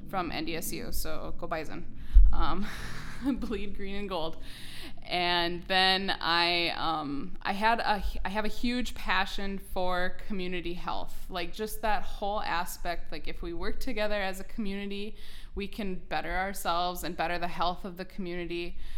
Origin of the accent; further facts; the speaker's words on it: New York Mills, Minnesota, United States; now in Perham, United States; I am born and raised right here in Ottertail County. I'm originally from New York Mills